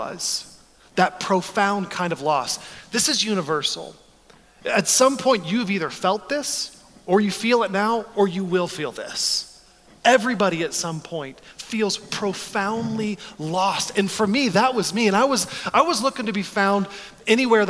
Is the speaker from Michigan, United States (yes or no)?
no; Texas, United States; moved away as an adult; now in Chicago, United States; I grew up in Texas